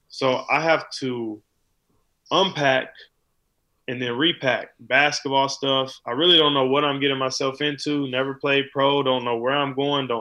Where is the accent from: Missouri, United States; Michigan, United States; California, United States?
California, United States; I'm from California